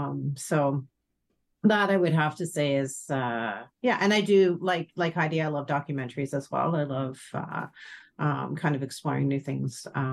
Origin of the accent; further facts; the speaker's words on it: Ireland; So I'm Irish, so we've got a dark sense of humor.